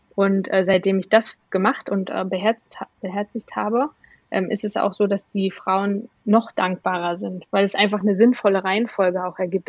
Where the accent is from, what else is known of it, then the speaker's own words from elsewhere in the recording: Rostock, Mecklenburg-Vorpommern, Germany; moved away as an adult; now in Berlin, Germany; von Rostock, wo ich geboren bin, dann nach Berlin in die, ins, ja, in die Großstadt gezogen.